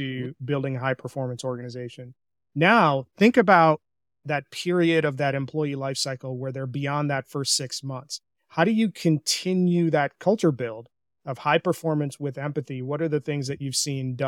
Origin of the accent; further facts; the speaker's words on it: India; I'm an Indian. So our communication style from a cultural perspective is pretty direct